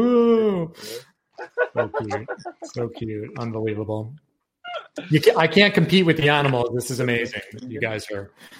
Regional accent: New York City, New York, United States; now in Florida, United States; I'm from New York. I'm from New York City, so I can't even imagine.

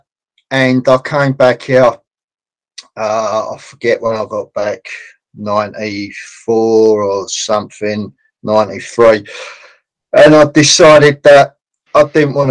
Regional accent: London, United Kingdom; I was born in Islington, North London

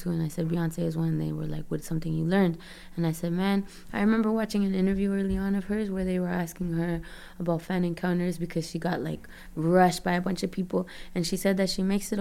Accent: Toronto, Ontario, Canada; also born or lived in Brampton / Florida; I was born in Toronto, Canada

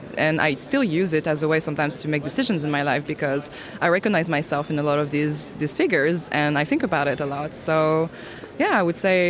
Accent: France; also born or lived in Réunion; I grew up in France and I was raised a Catholic

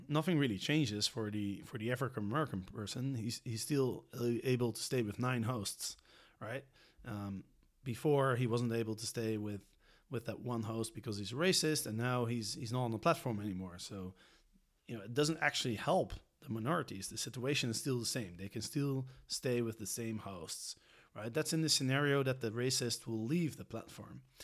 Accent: Netherlands; because I'm from Holland or because I'm European

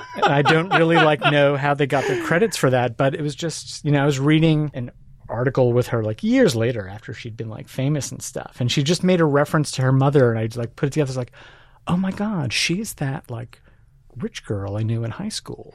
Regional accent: New York City, New York, United States; moved away as an adult; also born or lived in England; now in Portland, United States; grew up in New York City

